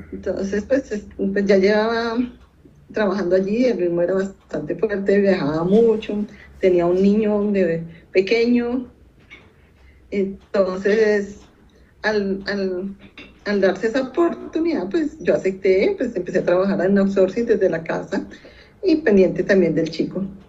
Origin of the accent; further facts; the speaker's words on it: Bogotá, Colombia; yo nací en Bogotá